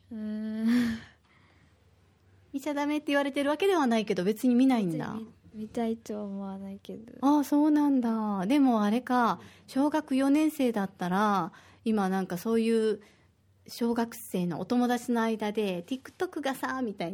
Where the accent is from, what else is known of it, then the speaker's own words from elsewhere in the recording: Osaka, Japan; ま私はもう大阪人ですけど沖縄の人たちって大人でもバス乗らない人って多いからすごいいい経験してると思います